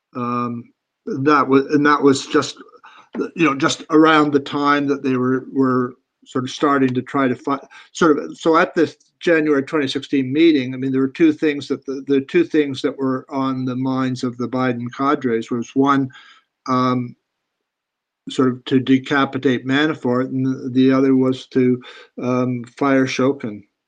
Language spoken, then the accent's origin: English; Canada; I'm a Canadian